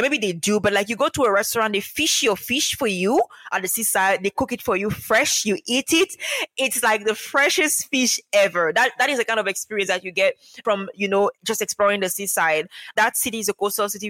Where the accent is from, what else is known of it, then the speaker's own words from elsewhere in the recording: Cameroon; moved away as an adult; also born or lived in Dominica; having been born and raised in Cameroon, I learned to speak two languages, English and French